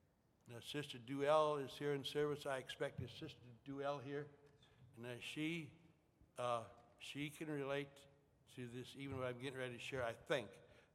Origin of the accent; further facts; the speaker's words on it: Starbuck, Minnesota, United States; also born or lived in Ortonville, Minnesota / Milbank, South Dakota / Philippines; At the time, my parents lived on a farm in Millbank, South Dakota. And as I understand, they moved to Starbuck, Minnesota, a farm in 47